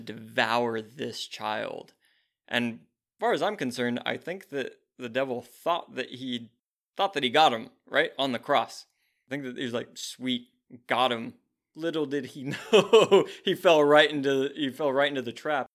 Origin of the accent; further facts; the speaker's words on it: United States; as an American who faces zero persecution